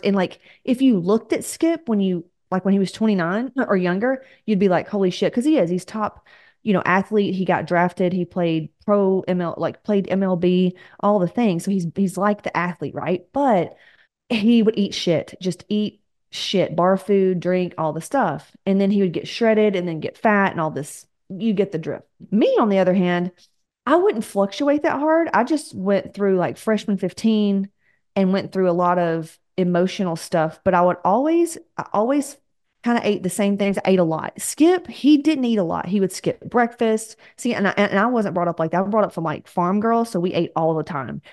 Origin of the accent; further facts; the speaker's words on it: the South, United States; We're from the South